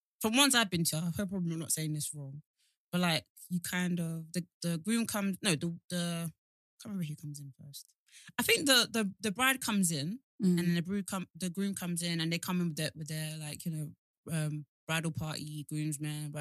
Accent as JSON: {"language": "English", "country": "Nigeria"}